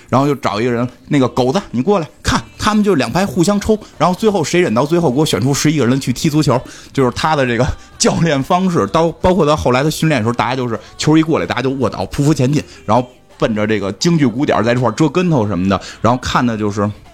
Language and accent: Chinese; China; 让我们中国人意淫一下